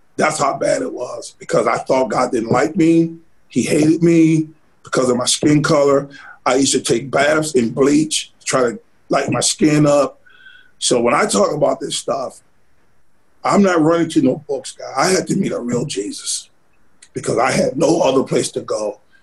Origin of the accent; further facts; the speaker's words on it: Sardis, Alabama, United States; also born or lived in Selma, Alabama / Grand Rapids, Michigan / Kentucky; now in Birmingham, United States; I grew up in Sardis